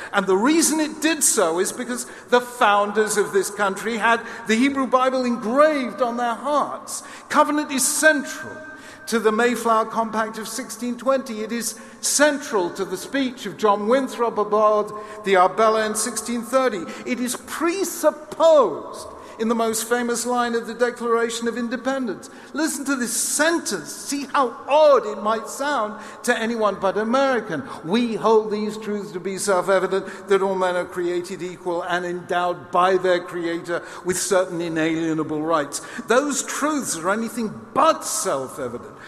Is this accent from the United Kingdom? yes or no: yes; United Kingdom; as a Brit